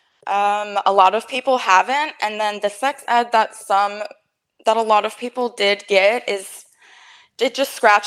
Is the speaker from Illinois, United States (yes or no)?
no; Fort Lauderdale, Florida, United States; now in Pittsburgh, United States; I'm from Miami. Actually Fort Lauderdale. I was born and raised in South Florida area generally